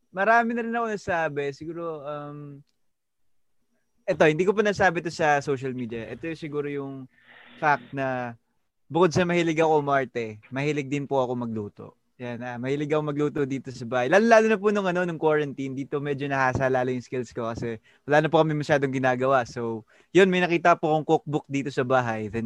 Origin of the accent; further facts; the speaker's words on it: Antipolo, Calabarzon, Philippines; I'm from Antipolo City. I'm 19 years old